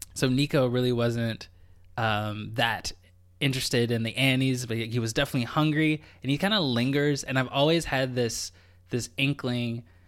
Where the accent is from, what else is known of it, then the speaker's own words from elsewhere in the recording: United States; moved away as an adult; now in Canada; me as an American.